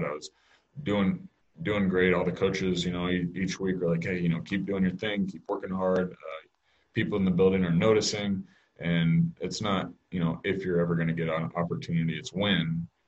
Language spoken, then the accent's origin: English; Kansas City, United States; growing up in Kansas City